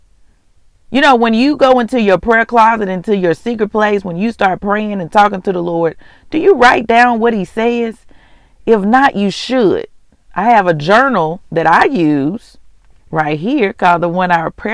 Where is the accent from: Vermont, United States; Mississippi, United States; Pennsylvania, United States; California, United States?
Mississippi, United States; moved away as an adult; also born or lived in Houston, Texas; I'm from Mississippi, but I was living in Houston for about 17 years. I moved back